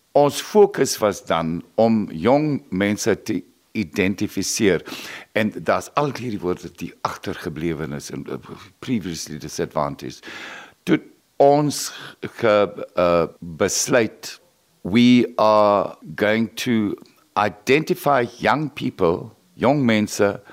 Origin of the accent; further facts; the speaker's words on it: Nababeep, Northern Cape, South Africa; moved away as an adult; also born or lived in Namibia; now in Okiep, South Africa; Ek en John is albei na Makwalanders. Ek is in Nababib gebore